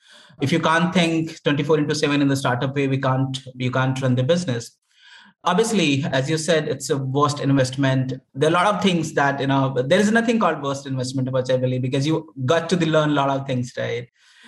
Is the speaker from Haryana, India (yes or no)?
no; Uttar Pradesh, India; moved away as an adult; now in Delhi, India; I come from a very, you know, humble background, a rural part of India, a state called Uttar Pradesh.